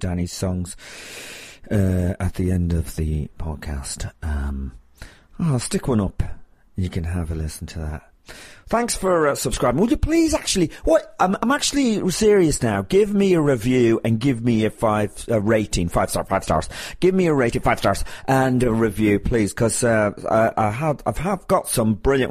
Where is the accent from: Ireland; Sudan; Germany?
Ireland; I'm Irish